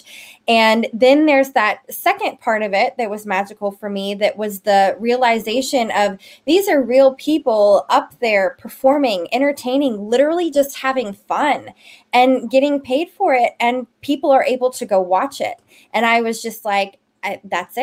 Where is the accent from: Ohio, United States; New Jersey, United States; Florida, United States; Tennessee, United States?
Tennessee, United States; Memphis; moved away; I'm originally from Memphis, Tennessee